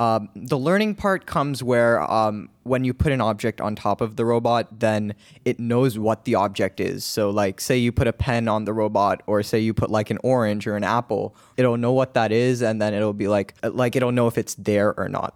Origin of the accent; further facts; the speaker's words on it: Cupertino, California, United States; I'm from Cupertino